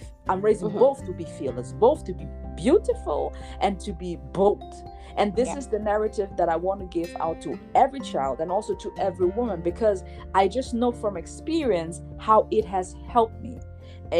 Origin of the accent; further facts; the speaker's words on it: Germany; moved away as an adult; now in Switzerland; I was born and raised in Germany.